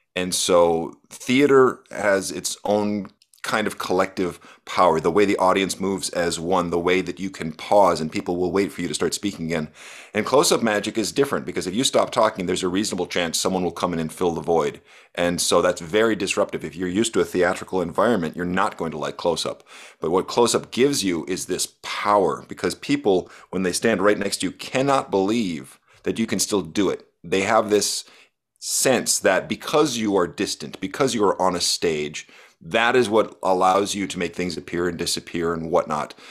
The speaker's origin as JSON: {"language": "English", "area": "Arrowhead region", "region": "Minnesota", "country": "United States", "tie": "born or raised there", "said": "I was getting books from the Duluth Public Library, which is a hundred miles away from where I was living"}